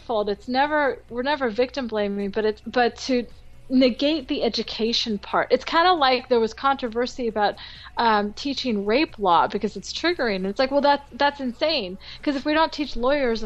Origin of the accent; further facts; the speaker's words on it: California, United States; also born or lived in France; I'm a Rican from California.